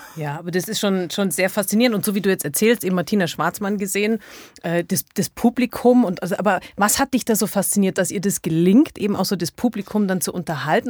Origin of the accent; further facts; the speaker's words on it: Allgäu, Germany; Ich komme aus dem Allgäu